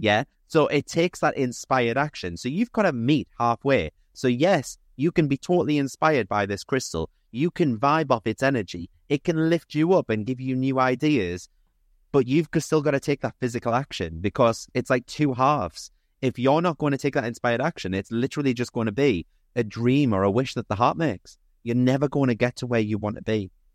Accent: Newcastle upon Tyne, North East England, United Kingdom; I'm thirty-six, I'm from Newcastle

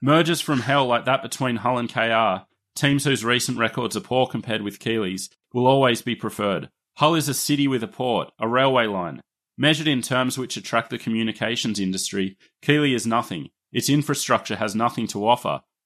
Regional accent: Australia; accent: Australian; my Australian accent

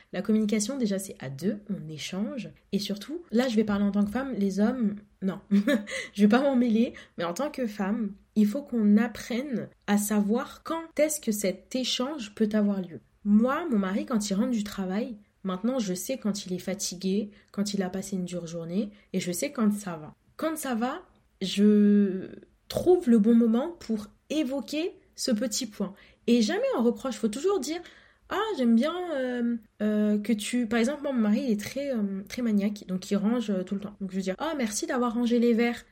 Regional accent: Comoros; je suis comorienne

